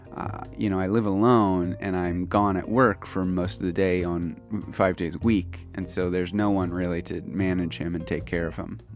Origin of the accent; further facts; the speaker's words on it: United States; moved away as an adult; now in Kyoto, Japan; I am American